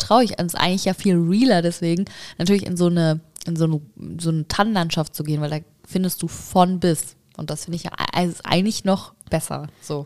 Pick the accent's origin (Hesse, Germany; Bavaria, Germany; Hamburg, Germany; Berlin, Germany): Hamburg, Germany; in der Leisthalle hier bei uns in Hamburg